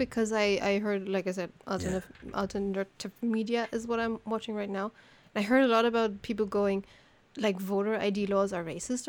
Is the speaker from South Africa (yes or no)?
no; Germany; I'm not American